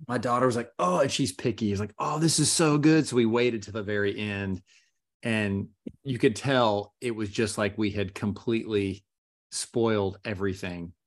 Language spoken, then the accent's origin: English; Gainesville, Florida, United States; now in Orlando, United States; I grew up in Gainesville, Florida